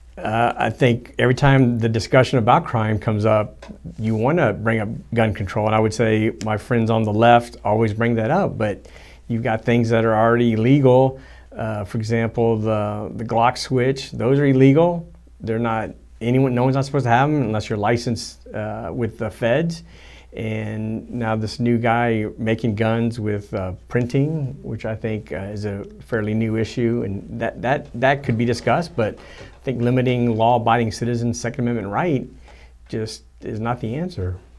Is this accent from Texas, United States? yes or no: yes; Houston, Texas, United States; I grew up in Southwest Houston